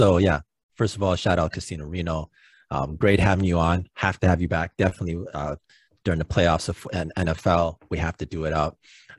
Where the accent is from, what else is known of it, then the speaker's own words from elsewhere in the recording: Toronto, Ontario, Canada; we're all from Toronto